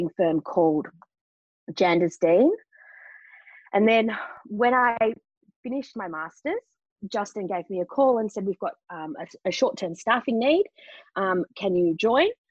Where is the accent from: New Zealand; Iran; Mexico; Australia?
Australia; Melbourne, Victoria; moved away as an adult; also born or lived in London; got a job in Melbourne, which is my hometown.